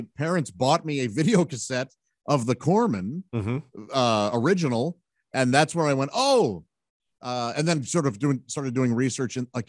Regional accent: Fenton, Missouri, United States; A suburb called Fenton. And we were lower class.

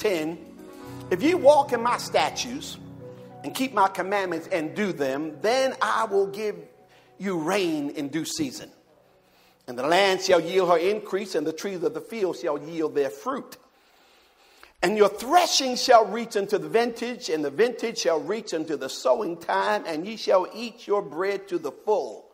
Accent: Jersey City, New Jersey, United States; now in the South, United States; my hometown, Jersey City, New Jersey

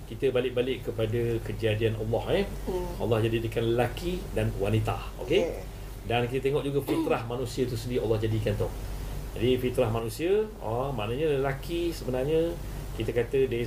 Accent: Terengganu, Malaysia; Ah, saya orang Terengganu ha.

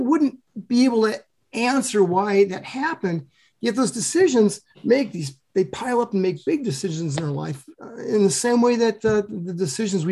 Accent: Sioux City, Iowa, United States; moved away; I grew up in Sioux City, Iowa, in the western edge of Iowa, next to South Dakota

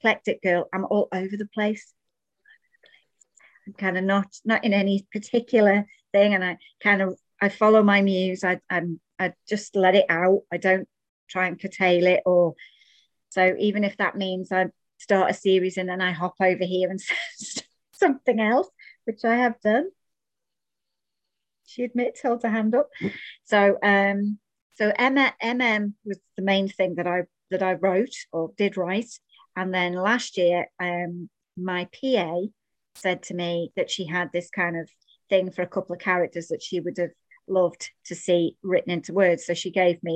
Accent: Isle of Man; I am Manx. So for those of you that don't know what that means, it means that I was born in the Isle of Man.

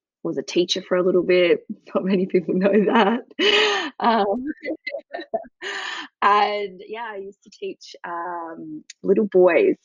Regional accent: Perth, Western Australia, Australia; moved away as an adult; also born or lived in Sydney; now in Melbourne, Australia; I'm a Perth gal, so I grew up on the West Coast and moved over to Melbourne about 7 years ago

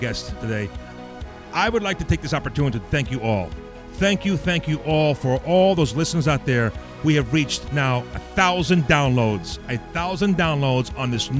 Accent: New York City, New York, United States; That's where I grew up also, folks. That's right, the Bronx.

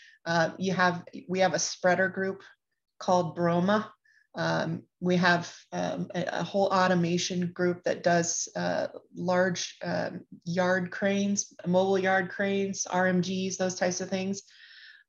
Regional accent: Kansas, United States; I'm from a small town that is right down the I-35 from Kansas City, and grew up, in a rural area on a farm. So I'm the literal cliche of anyone that's from Kansas.

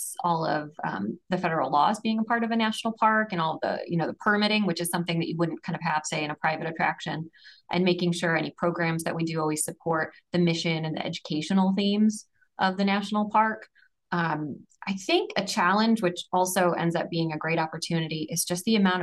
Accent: St. Louis, Missouri, United States; Growing up in St. Louis, anytime you go away, even a couple hours, and you drive back into town and you see the arch, you just have this immediate warm feeling of home.

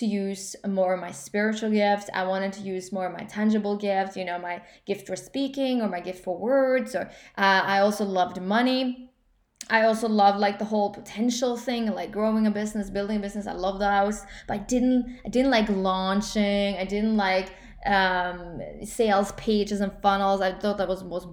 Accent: Norway; English is a second language; I'm obviously from Norway

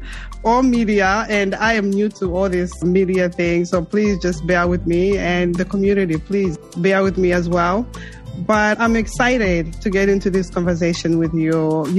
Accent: Zambia; now in United States; I came from Zambia to the U.S., New York.

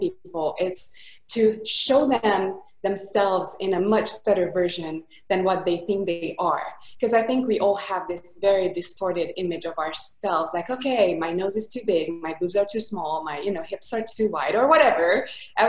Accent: Budapest, Hungary; accent: thick accent; English is a second language; now in Costa Mesa, United States; I am from Budapest, Hungary. That's why the thick accent is from.

